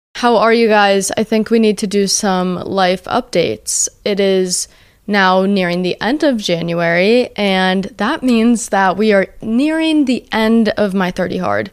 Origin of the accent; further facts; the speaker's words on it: New Jersey, United States; I'm from Jersey